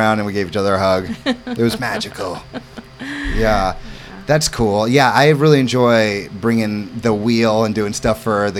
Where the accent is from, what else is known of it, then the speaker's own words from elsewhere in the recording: New York City, New York, United States; also born or lived in St. Louis, Missouri; I come from New York City. I lived in Florida. I'm a Midwestern boy in St. Louis, but all roads led to Hammonton.